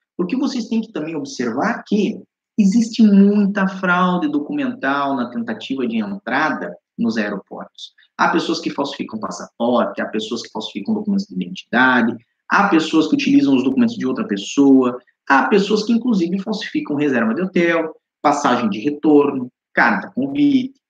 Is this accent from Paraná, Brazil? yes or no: yes; Curitiba, Paraná, Brazil; moved away as an adult; also born or lived in Balneário Camboriú, Brazil; now in Lisbon, Portugal; Eu sou do Paraná, sou de Curitiba.